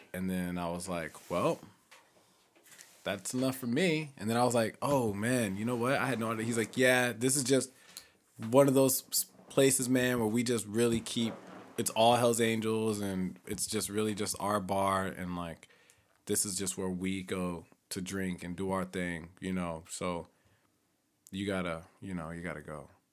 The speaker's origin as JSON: {"language": "English", "town": "Edwardsville", "region": "Illinois", "country": "United States", "tie": "born or raised there", "moved": "yes", "said": "back in my hometown, we have black, white, Hispanic"}